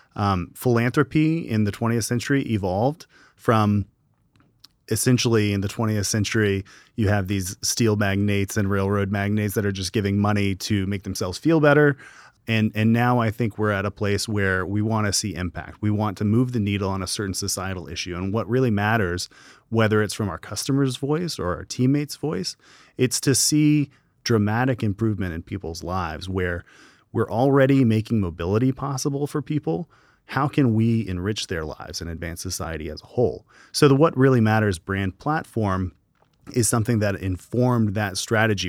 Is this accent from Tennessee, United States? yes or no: yes; Gallatin, Tennessee, United States; I'm from Gallatin, Tennessee, just up the road